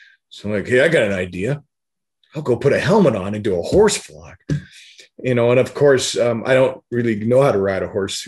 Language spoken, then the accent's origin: English; Denver, Colorado, United States; I grew up in Denver